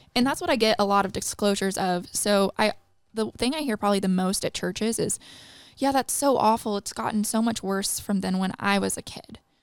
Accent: Midwest, United States; now in Singapore; I grew up in the Midwest

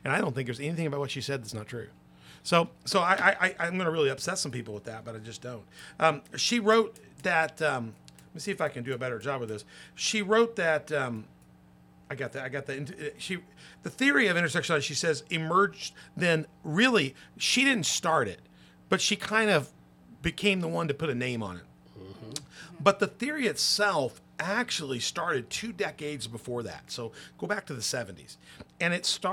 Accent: Memphis, Tennessee, United States; I grew up in Memphis, Tennessee. I was a little boy

